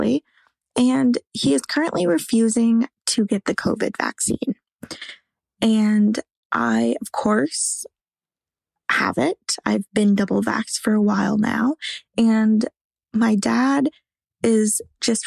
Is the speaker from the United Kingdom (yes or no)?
no; Canada; I am from Canada